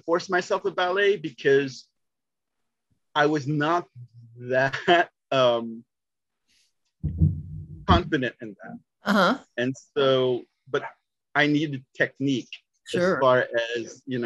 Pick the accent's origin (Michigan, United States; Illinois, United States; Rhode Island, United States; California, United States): California, United States; South San Francisco; I'm originally from South San Francisco, California